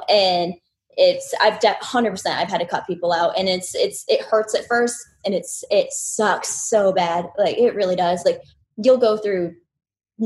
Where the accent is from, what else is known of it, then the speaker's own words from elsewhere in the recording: Orlando, Florida, United States; I'm from Orlando